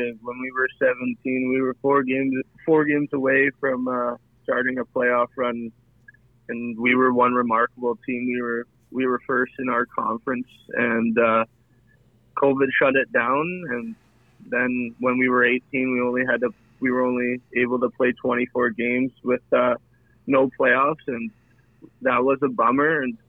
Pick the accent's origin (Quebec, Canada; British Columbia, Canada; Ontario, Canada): British Columbia, Canada; Kelowna; When I was little growing up in Kelowna, I was the biggest Rockets fan